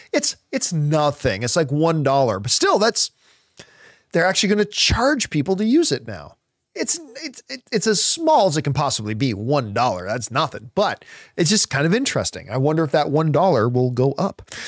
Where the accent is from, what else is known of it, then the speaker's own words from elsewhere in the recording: Canada; us Canadians